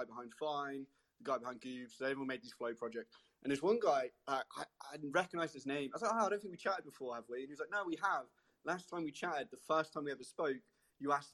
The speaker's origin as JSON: {"language": "English", "country": "United Kingdom", "said": "I'm from the UK"}